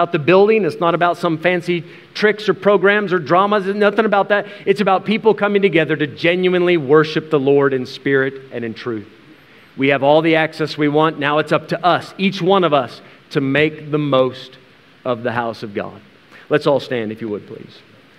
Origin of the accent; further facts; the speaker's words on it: United States; as an American, as a weak, sissy American who's used to air conditioning in the church